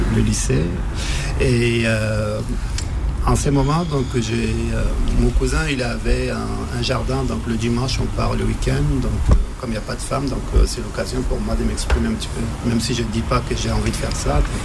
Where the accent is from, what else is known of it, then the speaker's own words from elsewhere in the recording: Libya; moved away; j'ai, grandi en Libye, donc j'ai passé, j'ai grandi en Libye, j'ai passé mon enfance euh, quelques années en Libye